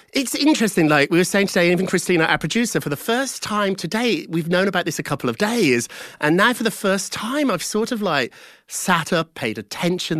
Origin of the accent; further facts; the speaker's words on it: United Kingdom; I'm British